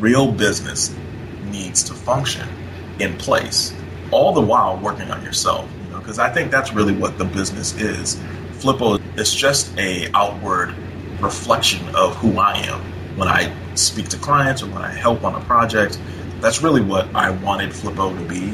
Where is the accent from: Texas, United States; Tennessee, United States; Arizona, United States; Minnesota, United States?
Minnesota, United States; I grew up in Minnesota